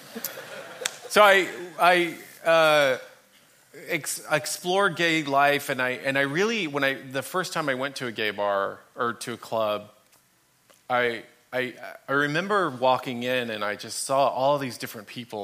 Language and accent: English; Dallas, Texas, United States; I grew up in Dallas, Texas, and I grew up in a Catholic family, youngest of eight kids